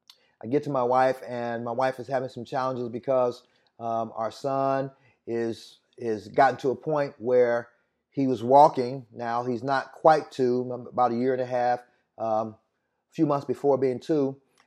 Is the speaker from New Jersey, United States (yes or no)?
no; Indianapolis, Indiana, United States; I hail from Indianapolis, Indiana, but to be quite honest, if I tell you my whole testimony, I'm from a lot of different places.